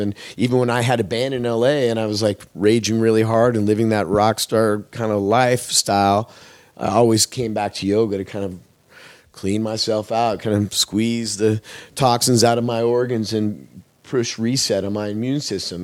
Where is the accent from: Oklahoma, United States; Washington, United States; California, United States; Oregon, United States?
Oregon, United States; Eugene; moved away as an adult; now in Los Angeles, United States; I come from Oregon. I grew up in the Eugene Springfield area of Oregon